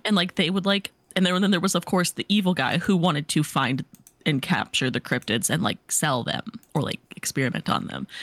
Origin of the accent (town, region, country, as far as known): Missouri, United States; born or raised there